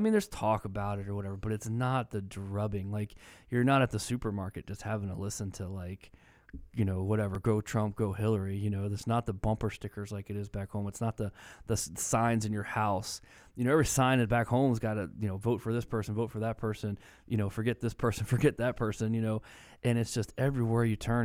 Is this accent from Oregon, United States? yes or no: no; Maryland, United States; moved away; I grew up in Maryland, and we lived, you know, twenty, twenty-five minutes from the White House.